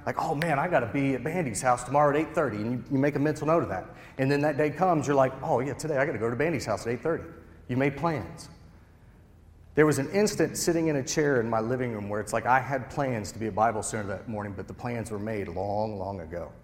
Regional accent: Cincinnati, Ohio, United States; moved away as an adult; also born or lived in Charleston, West Virginia; now in West Virginia, United States; I'm originally from Cincinnati.

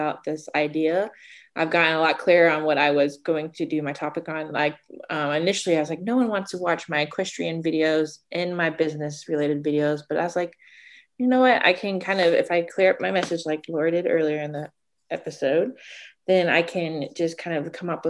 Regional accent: Georgia, United States; now in Texas, United States; we're originally from Georgia

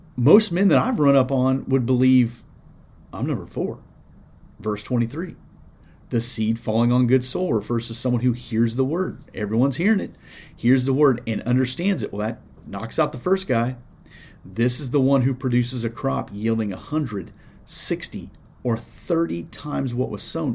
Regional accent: Iowa, United States; now in Indiana, United States; I grew up in Iowa, so I knew some farmers, and I got some here in Indiana.

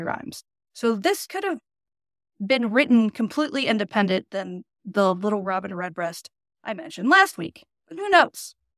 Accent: United States; I'm really spoiled as an American

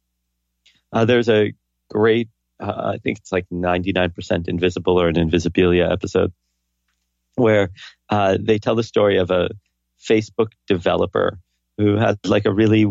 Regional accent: New York, United States; my hometown, New York

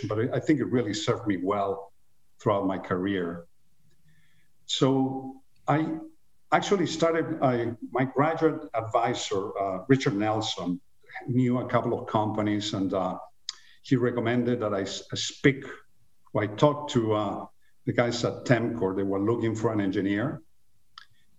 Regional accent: Chile; moved away as an adult; also born or lived in Venezuela / Los Angeles, United States; now in United States; I was born in Chile in the mid-50s, quite a while ago. I was raised and went to high school in Chile and left.

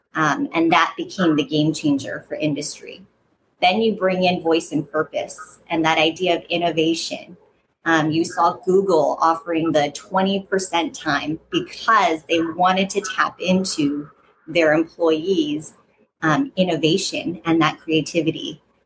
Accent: Fountain Valley, California, United States; I grew up here in Orange County in in Fountain Valley

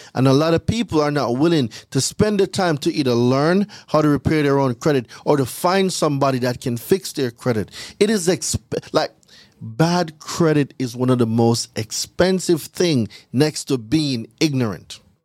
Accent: Jamaica; moved away as an adult; I'm from Jamaica. I'm not from here. So, I came here in two thousand and ten on a school work and travel visa

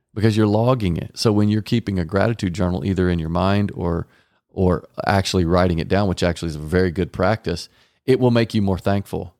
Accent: Garland, Texas, United States; I was raised in Garland, Texas, with two parents that stayed together

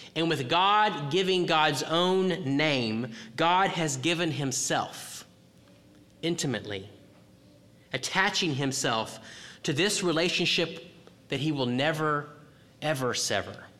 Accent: Texas, United States; I'm from Texas

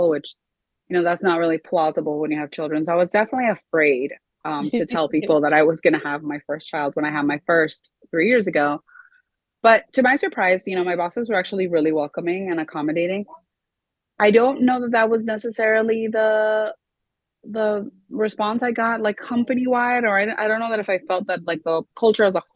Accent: Miami, Florida, United States; also born or lived in South America; I was actually born here in Miami

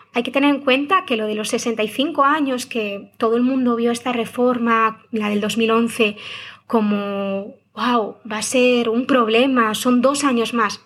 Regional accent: Galicia, Spain; Como buena gallega

